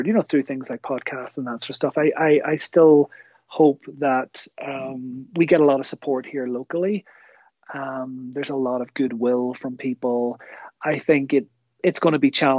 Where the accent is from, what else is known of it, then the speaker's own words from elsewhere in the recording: Kilkeel, Northern Ireland, United Kingdom; moved away as an adult; also born or lived in Newry / Newcastle, County Down / Belfast; now in Canada; I grew up, I was born in Newry, and I grew up sort of Kilkeel area, sort of South Down